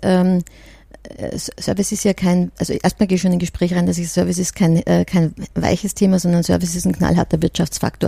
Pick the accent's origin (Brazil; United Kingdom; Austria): Austria; now in Germany; ich komme ja aus Österreich und bin ja eher so aus der Gastgeber-Ecke